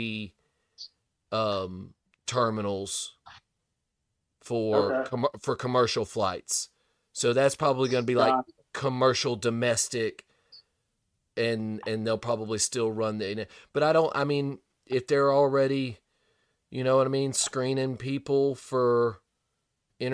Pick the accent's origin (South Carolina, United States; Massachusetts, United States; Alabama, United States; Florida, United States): Alabama, United States; Gulf Shores; my hometown